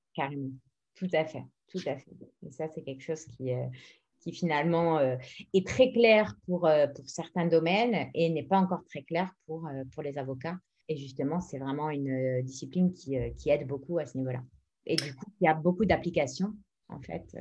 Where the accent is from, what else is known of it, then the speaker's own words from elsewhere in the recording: France; moved away as an adult; now in Madrid, Spain; je suis française, mais je suis basée en Espagne, à Madrid, depuis la moitié de ma vie, 20 ans